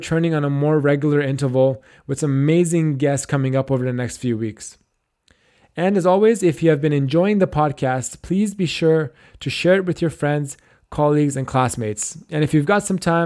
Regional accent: Canada

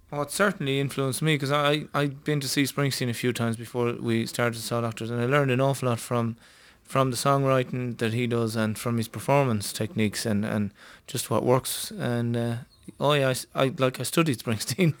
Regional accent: Ireland; this band was happening in my hometown

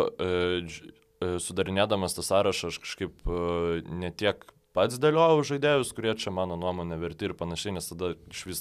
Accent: Lithuania; kad vis dėlto esu lietuvis

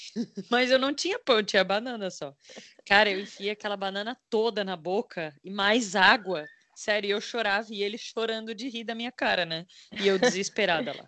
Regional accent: Brazil; a gente é do Brasil

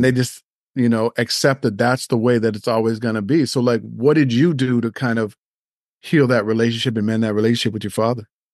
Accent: Nova Scotia, Canada; I grew up in Nova Scotia

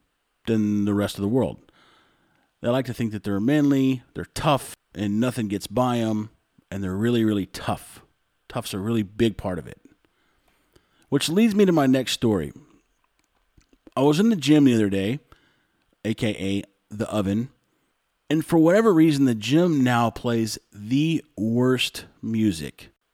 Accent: Texas, United States; now in Nicaragua; I'm from the U.S. And I looked at him, I go, Texas.

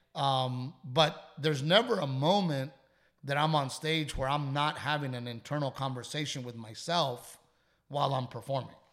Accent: Texas, United States; I'm a Texan, and I love being a Texan

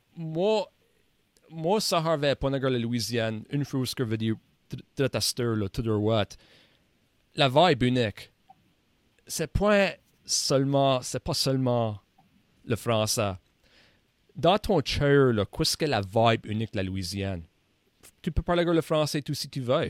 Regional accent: Nova Scotia, Canada; comme un néo-écossais. La culture acadienne et néo-écossaise, comme ça, c'est mes deux cultures ici

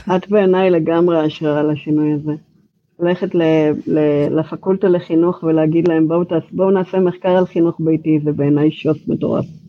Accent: Israel; accent: Israeli; moved away as an adult; now in Georgia, United States; המבטא שלי הוא ישראלי. אני נמצאת פה כך וכך שנים

